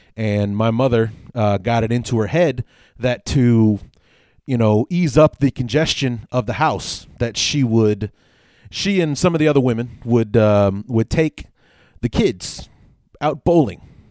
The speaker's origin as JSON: {"language": "English", "town": "Chicago", "region": "Illinois", "country": "United States", "tie": "born or raised there", "said": "born and raised in Chicago"}